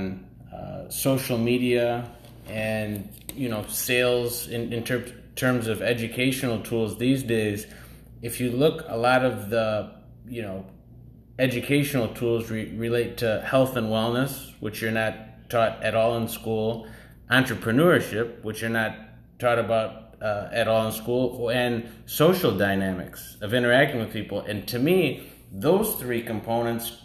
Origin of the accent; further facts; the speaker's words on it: Detroit, Michigan, United States; now in Los Angeles, United States; Originally born and raised in Detroit